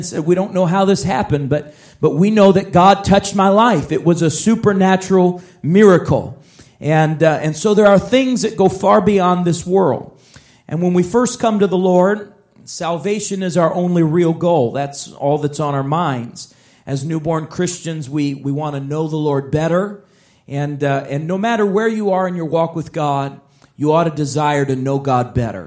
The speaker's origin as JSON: {"language": "English", "town": "Chicago", "region": "Illinois", "country": "United States", "tie": "born or raised there", "said": "I grew up in Chicago"}